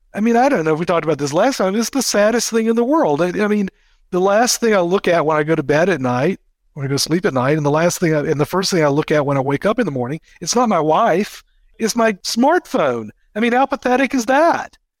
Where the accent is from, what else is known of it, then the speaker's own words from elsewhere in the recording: United States; speaking as an American.